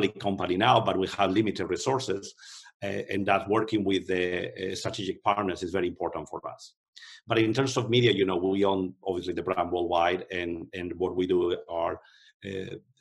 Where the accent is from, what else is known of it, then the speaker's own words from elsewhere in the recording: Spain; moved away; I'm from Spain, but I also have an American passport